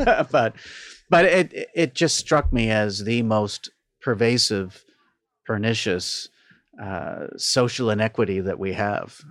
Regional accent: Toronto, Ontario, Canada; Born and raised in Toronto

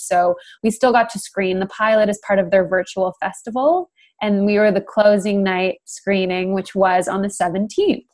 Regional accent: Canada; moved away as an adult; also born or lived in United Kingdom; now in London, United Kingdom; I live there now, but I'm from Canada

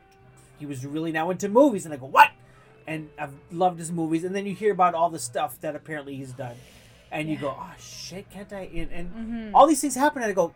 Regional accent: Toronto, Ontario, Canada; growing up in Toronto

